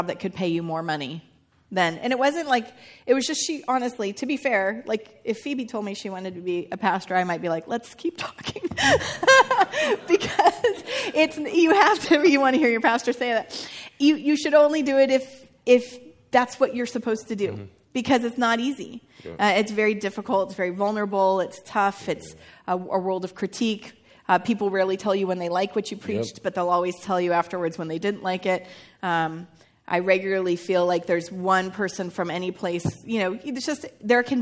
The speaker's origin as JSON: {"language": "English", "region": "Northern California", "country": "United States", "tie": "born or raised there", "said": "I grew up near the Redwoods, and I grew up in Northern California"}